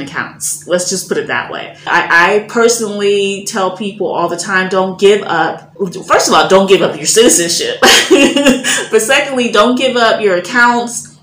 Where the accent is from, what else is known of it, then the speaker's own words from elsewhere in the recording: Chicago, Illinois, United States; moved away as an adult; also born or lived in Germany; now in Ghana; I'm coming from Chicago